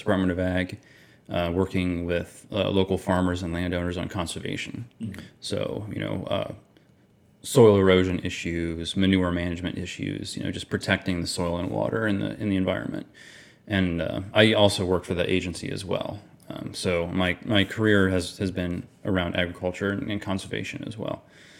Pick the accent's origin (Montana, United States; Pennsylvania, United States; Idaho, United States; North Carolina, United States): Pennsylvania, United States; More or less, we're from Pennsylvania. My wife is definitely from Pennsylvania. I've lived sort of all over growing up. I don't really have like a home state in particular.